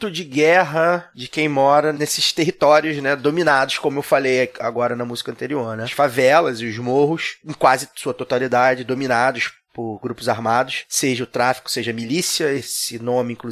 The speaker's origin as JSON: {"language": "Portuguese", "region": "Rio de Janeiro", "country": "Brazil", "tie": "born or raised there", "said": "Eu sou de Maria da Graça, né?"}